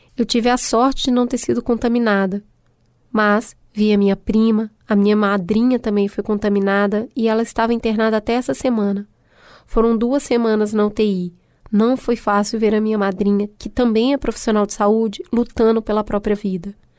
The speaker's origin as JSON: {"language": "Portuguese", "region": "Minas Gerais", "country": "Brazil", "accent": "mineiro", "said": "misturar inglês com sotaque mineiro"}